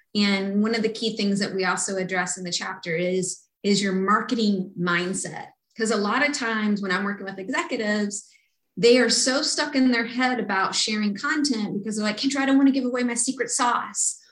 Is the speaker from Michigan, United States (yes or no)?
no; Kentucky, United States; I grew up in Kentucky